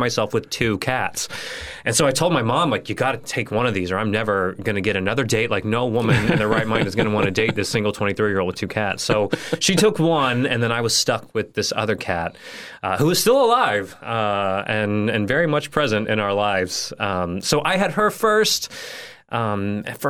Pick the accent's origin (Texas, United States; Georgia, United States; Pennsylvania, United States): Texas, United States; Houston; moved away as an adult; also born or lived in San Marcos, Texas / Gainesville / Winter Park, Florida / LaBelle, Florida; now in Fort Myers, United States; I grew up in Houston, like a suburb outside of Houston, Texas